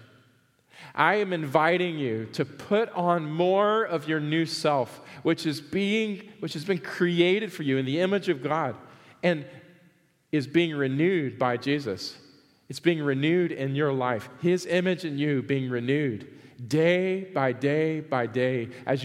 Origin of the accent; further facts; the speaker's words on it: the South, United States; I grew up in the South.